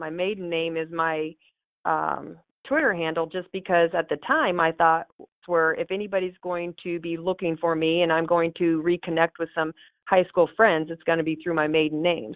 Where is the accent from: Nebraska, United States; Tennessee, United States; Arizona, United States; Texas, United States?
Nebraska, United States; Tecumseh; I was born in Tecumseh. Okay. Um, no, actually, I, I am from Tecumseh, so I'm from a, a small town.